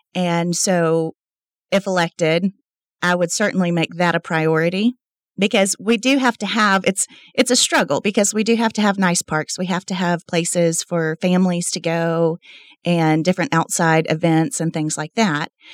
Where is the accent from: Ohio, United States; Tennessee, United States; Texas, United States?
Texas, United States; Lubbock; moved away as an adult; now in Midland, United States; I was born and raised in Lubbock, Texas